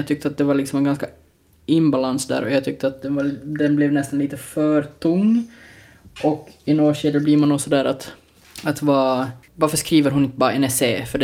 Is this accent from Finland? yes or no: yes; Porvoo, Uusimaa, Finland; Så här är det, vi, alltså, jag menar, vi är från Borgå.